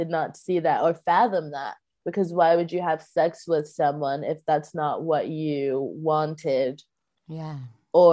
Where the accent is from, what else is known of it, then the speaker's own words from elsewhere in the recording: Texas, United States; I grew up in Texas, and I, you know, grew up in Baptist churches